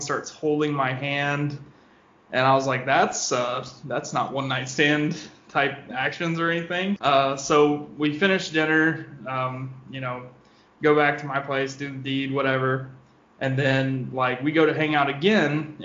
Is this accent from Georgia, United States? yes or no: no; Southeast Missouri, United States; moved away as an adult; now in St. Louis, United States; I'm originally from Southeast Missouri